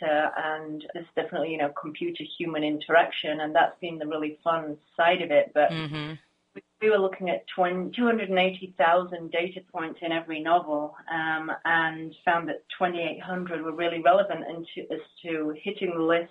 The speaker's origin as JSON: {"language": "English", "region": "England", "country": "United Kingdom", "tie": "born or raised there", "also_born_or_lived": "California", "moved": "as an adult", "lives_now": "United States", "said": "I grew up in England, you can probably hear from the accent"}